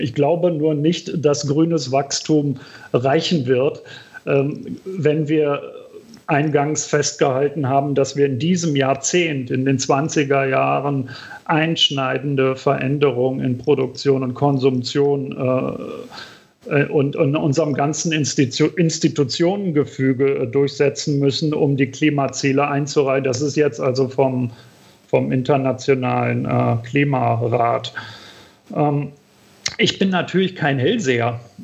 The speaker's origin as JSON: {"language": "German", "region": "Berlin", "country": "Germany", "tie": "born or raised there", "said": "In, in West-Berlin, wo ich, wo ich aufgewachsen bin"}